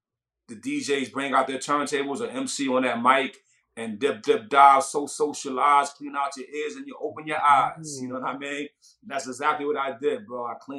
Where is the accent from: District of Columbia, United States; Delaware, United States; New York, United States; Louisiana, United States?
New York, United States; Brownsville; Wow, Brownsville never ran, never will. You know what I mean? That was probably the most dangerous grounds I ever walked on.